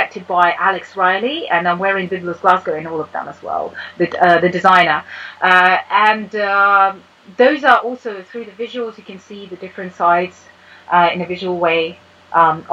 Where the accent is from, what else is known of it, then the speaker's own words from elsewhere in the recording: Russia; moved away as an adult; also born or lived in United States; now in United Kingdom; I was born and raised in Russia, then I lived here for 12 years